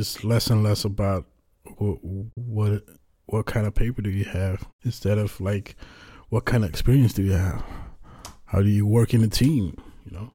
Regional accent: Netherlands; I'm from the Netherlands

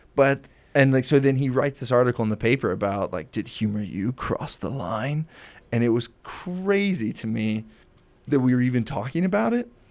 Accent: Maryland, United States; moved away as an adult; I'm from Maryland

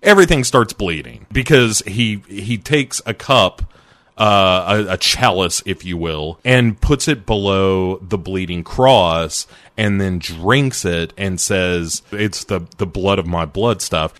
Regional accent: United States; I'm American

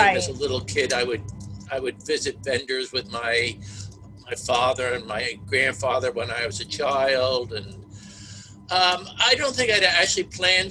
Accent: outside of Philadelphia, Pennsylvania, United States; I grew up outside of Philadelphia

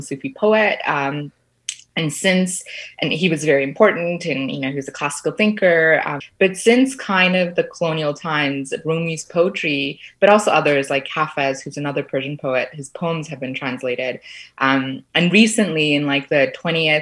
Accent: Toronto, Ontario, Canada; also born or lived in Sri Lanka; now in Kingston, Canada; I grew up in Scarborough. I'm originally from Sri Lanka, but then came to Canada when I was about 6 years old.

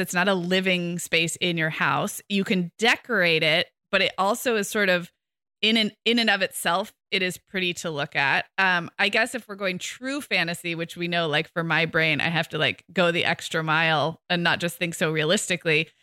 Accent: Santa Barbara, California, United States; moved away as an adult; I moved back to my hometown of Santa Barbara two years ago

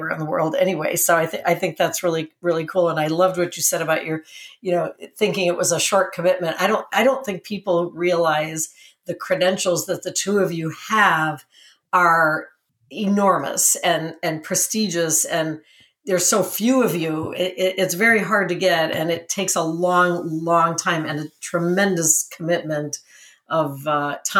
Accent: Cleveland, Ohio, United States; We're from Cleveland.

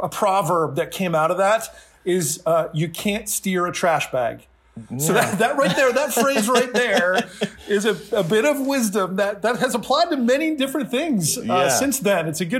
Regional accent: Pennsylvania, United States; also born or lived in New Jersey; Yeah. So yeah, I grew up in Eastern Pennsylvania in New Jersey when I was in grade school, elementary school.

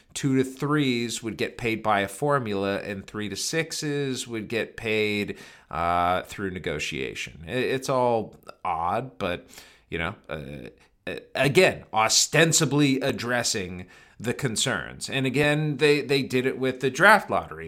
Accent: Cleveland, Ohio, United States; moved away; I grew up in Cleveland

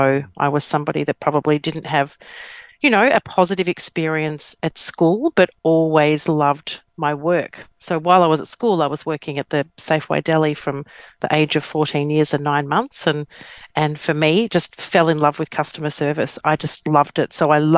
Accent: Victoria, Australia; also born or lived in Melbourne / Geelong / Wangaratta; Well, I grew up in country Victoria. So I was born in Melbourne. My dad worked with the bank. So we did a lot of moving. So we went Melbourne, then we went Geelong, then we went Wangaratta, and then we move

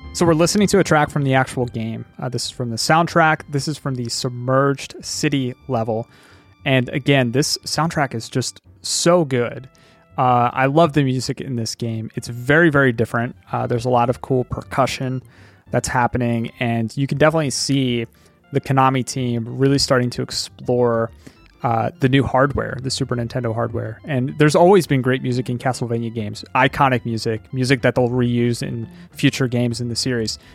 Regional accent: Philadelphia, Pennsylvania, United States; I live in Pennsylvania, and I grew up in Pennsylvania

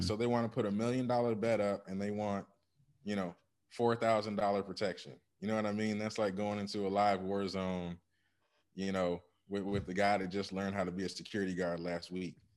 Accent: Ann Arbor, Michigan, United States; I grew up in Ann Arbor, Michigan

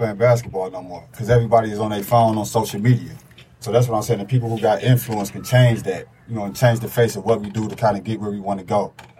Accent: Detroit, Michigan, United States; So I came up in Detroit, in the streets of Detroit.

